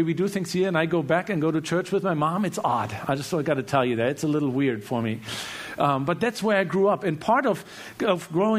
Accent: Germany; Obviously, you know, I grew up in Germany, and both of my parents were very devoted Christians, very devoted followers of Jesus.

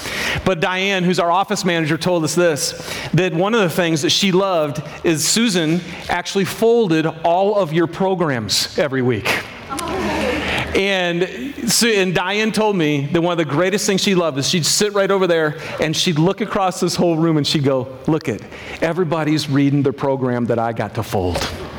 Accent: Michigan, United States; I'm from Michigan.

